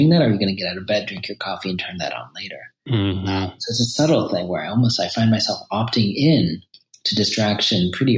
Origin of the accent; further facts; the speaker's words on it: New York City, New York, United States; I was raised in New York City as a Shambhala Buddhist